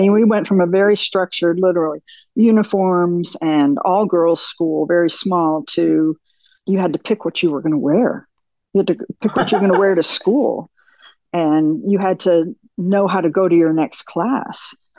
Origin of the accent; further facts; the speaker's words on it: Michigan, United States; born there; So I was born in Michigan. My father was an automotive engineer with Ford.